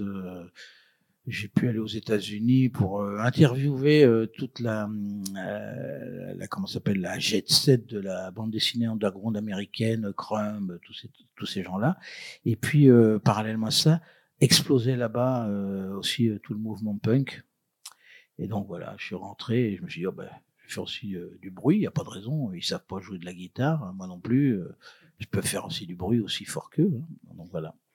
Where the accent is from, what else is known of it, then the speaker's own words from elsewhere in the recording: Brittany, France; je suis breton